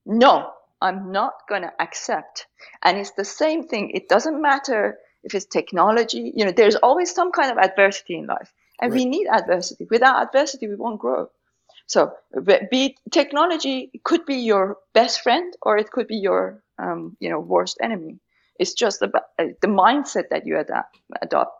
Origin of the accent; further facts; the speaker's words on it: Tehran, Tehran Province, Iran; English is a second language; moved away as an adult; I grew up, I was born in Tehran during the Iran-Iraq war.